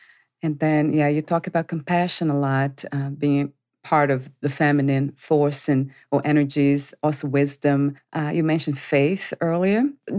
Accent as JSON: {"language": "English", "country": "Brazil", "moved": "yes", "lives_now": "United States", "said": "like I am in the United States, I'm from Brazil originally."}